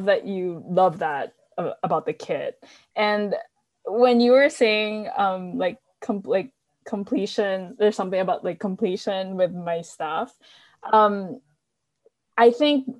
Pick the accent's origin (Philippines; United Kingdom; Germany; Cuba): Philippines; moved away as an adult; also born or lived in Manila, Philippines; now in Berkeley, United States; I'm based in Berkeley, California, but I grew up in the Philippines. So I moved to the Bay Area maybe like 10 years ago-ish now.